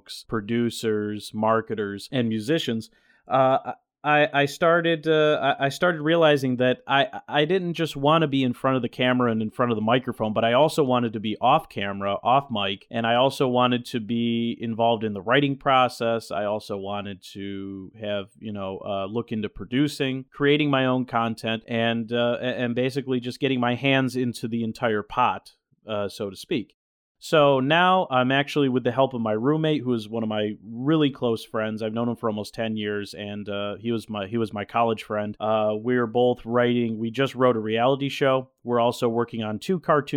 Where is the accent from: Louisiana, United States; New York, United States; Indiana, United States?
New York, United States; central; moved away as an adult; also born or lived in Syracuse, New York; now in Los Angeles, United States; I'm originally from New York State. I was born and raised in a central New York town, right off of the southern coast of Lake Ontario